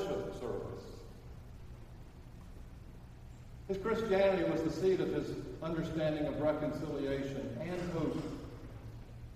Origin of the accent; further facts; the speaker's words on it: Birmingham, Alabama, United States; I'm from Birmingham